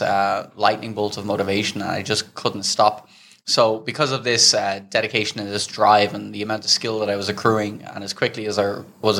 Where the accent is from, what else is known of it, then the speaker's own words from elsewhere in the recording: Dublin, Leinster, Ireland; moved away as an adult; also born or lived in Amsterdam / Thailand; I grew up in Dublin, Ireland